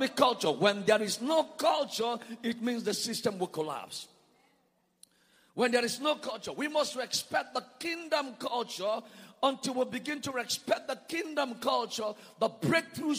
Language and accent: English; Nigeria; I come from Nigeria